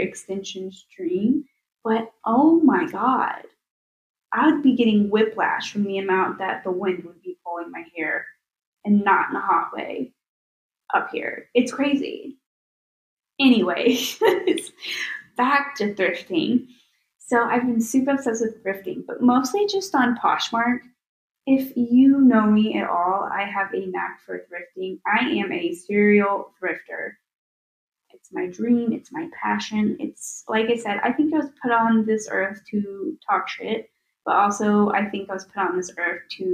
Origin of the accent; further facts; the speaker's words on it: Tennessee, United States; now in Chicago, United States; I am from Tennessee